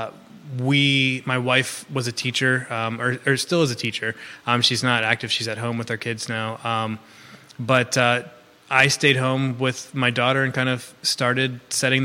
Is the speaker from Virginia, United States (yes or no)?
yes; Central Virginia, United States; I'm from Central Virginia